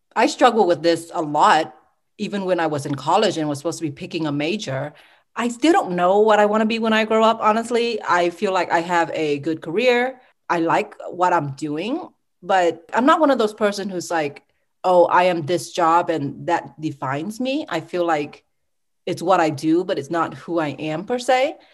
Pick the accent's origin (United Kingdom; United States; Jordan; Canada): United States; Sugar Land, Texas; also born or lived in Ho Chi Minh City, Vietnam; I really grew up in Sugarland, Texas